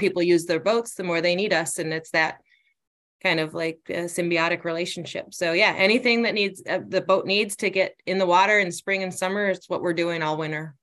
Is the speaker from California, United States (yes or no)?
no; Northport, Michigan, United States; moved away as an adult; I grew up in Northport, which is north of Traverse City